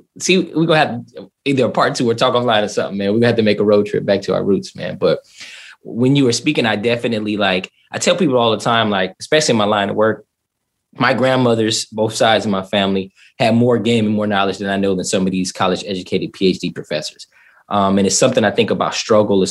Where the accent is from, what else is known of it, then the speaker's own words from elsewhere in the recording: Southern California, United States; moved away as an adult; also born or lived in East St. Louis, Illinois / Atlanta / overseas; now in Florida, United States; I was born in East St. Louis, Illinois, left there, grew up in Southern California